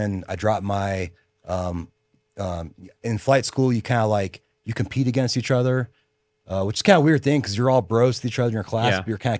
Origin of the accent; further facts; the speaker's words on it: Phoenix, Arizona, United States; But I call Phoenix home. That's, you know, where I was at since like, I think I was like 8, 9 years old. I grew up there, you know, then went to Arizona State